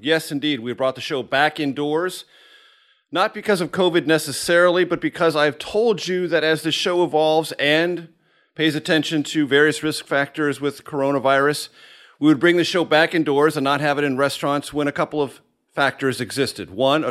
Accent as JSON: {"language": "English", "town": "San Diego", "region": "California", "country": "United States", "tie": "born or raised there", "moved": "as an adult", "lives_now": "Washington, United States", "said": "I'm a person of the West. I grew up in San Diego, California. I consider myself first and foremost a Westerner and Californian. I've lived in Washington since 1990"}